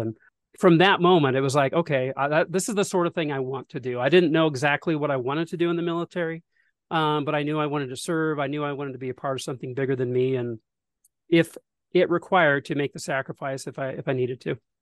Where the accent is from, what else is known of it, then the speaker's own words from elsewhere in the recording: Detroit, Oregon, United States; also born or lived in Salem, Oregon / Washington / California; I was born in Salem, Oregon, um, back in nineteen eighty, uh, and most of my early life was spent in the Pacific Northwest